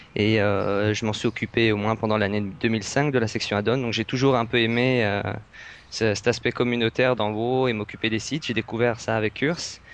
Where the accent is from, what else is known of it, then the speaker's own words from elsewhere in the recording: France; je suis français